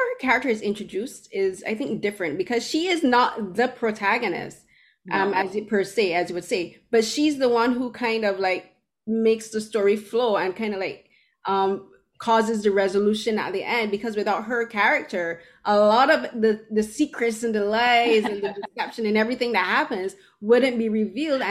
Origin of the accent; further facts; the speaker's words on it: Barbados; moved away as an adult; now in Canada; I'm an immigrant from Barbados